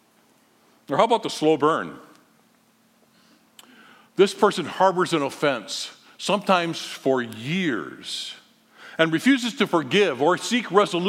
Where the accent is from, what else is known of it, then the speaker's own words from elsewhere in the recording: Holland, Michigan, United States; We were growing up in Holland, nice, calm little city